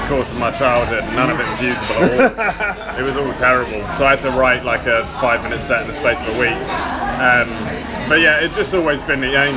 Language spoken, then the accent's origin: English; Crawley, South East England, United Kingdom; moved away as an adult; also born or lived in Southampton; now in London, United Kingdom; I grew up in Crawley